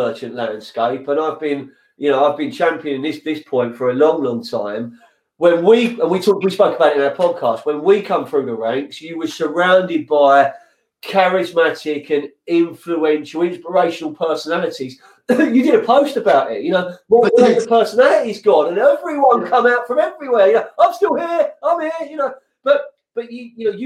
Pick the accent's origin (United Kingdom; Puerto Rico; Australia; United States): United Kingdom; London; now in Lewes, United Kingdom; when I grew up in Fulham, North End Road Market